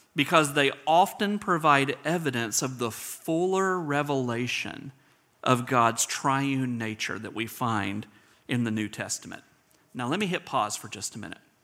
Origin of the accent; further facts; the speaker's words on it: South Georgia, United States; I'm a redneck from South Georgia, so I've always pronounced it Potter.